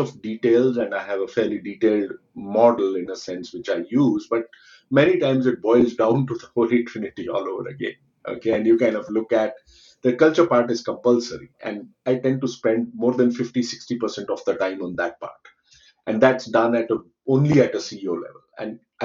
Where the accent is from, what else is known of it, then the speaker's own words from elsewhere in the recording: India; I come from India